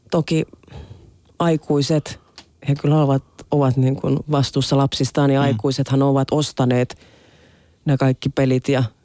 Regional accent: Southwest Finland, Finland; Mä oon käynyt itse ollut nurkkila alasta ja se on Kemio ja Pernion välissä semmoinen

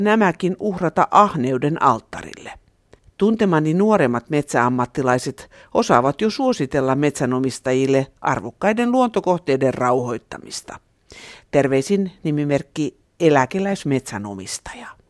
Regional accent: Southern Finland, Finland

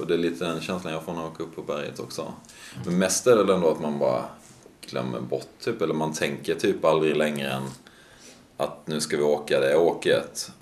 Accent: Sweden; moved away; jag är hemma i Sverige en månad om året kanske, kanske lite mer

